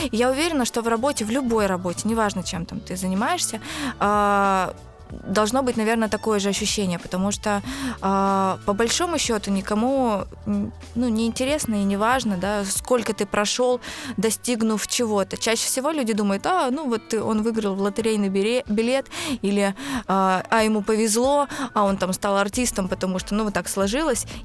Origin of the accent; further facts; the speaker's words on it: Izhevsk, Udmurtia, Russia; now in Moscow, Russia; 31 год. Выросла в Ижевске, переехала в Москву в 2005 году.